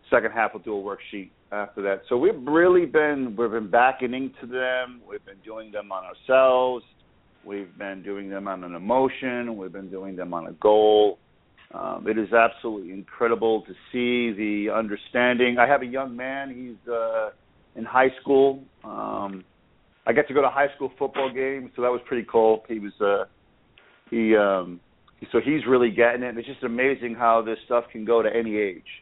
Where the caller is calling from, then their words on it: Boca Raton, Florida, United States; I am calling from Boca Raton, Florida.